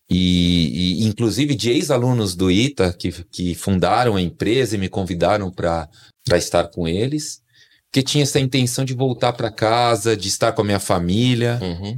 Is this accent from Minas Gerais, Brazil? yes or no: no; São Paulo, Brazil; Sou natural aqui de São Paulo, capital